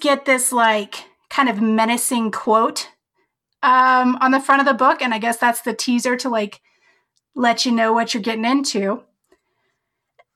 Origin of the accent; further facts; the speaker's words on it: Colorado, United States; I'm from Colorado